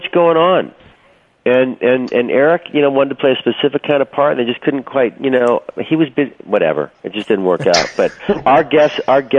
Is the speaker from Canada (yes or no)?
yes; Canada; We take it seriously up there